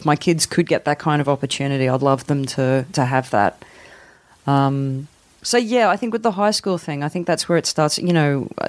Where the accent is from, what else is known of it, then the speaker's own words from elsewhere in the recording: Newcastle, New South Wales, Australia; moved away; I loved growing up in Newcastle.